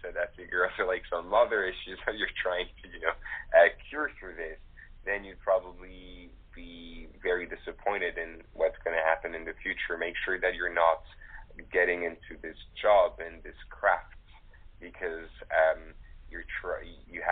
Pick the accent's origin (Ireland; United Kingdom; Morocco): Morocco; I was raised in Morocco